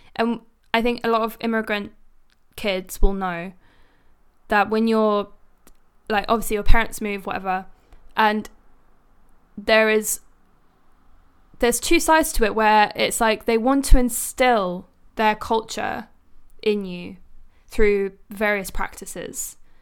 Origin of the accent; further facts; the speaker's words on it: London, United Kingdom; born in London.